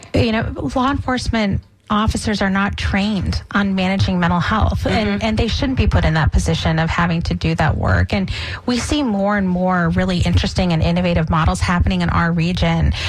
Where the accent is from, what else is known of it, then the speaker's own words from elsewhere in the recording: Boston, Massachusetts, United States; also born or lived in New England; now in Tampa Bay, United States; I'm, I'm from Boston my, myself